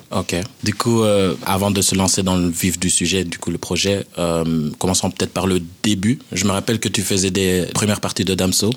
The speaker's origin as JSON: {"language": "French", "town": "Saint-Gilles", "region": "Brussels-Capital Region", "country": "Belgium", "said": "je viens de Saint-Gilles"}